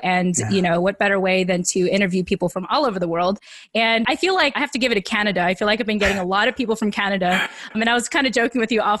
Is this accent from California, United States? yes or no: yes; California, United States; because I'm from California.